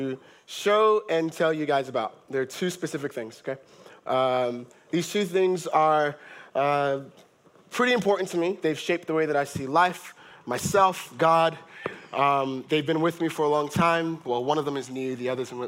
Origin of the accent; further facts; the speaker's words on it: Monrovia, Montserrado, Liberia; I was born in Liberia, Monrovia, Liberia in West Africa, in 1990 in the middle of a civil war